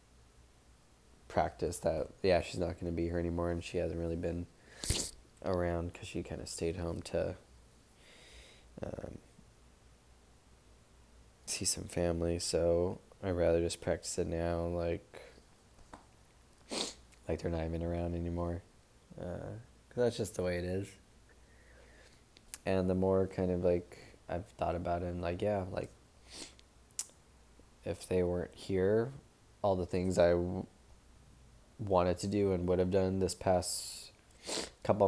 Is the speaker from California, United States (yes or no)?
yes; Long Beach, California, United States; Long Beach Marathon in October. It's gonna be my hometown race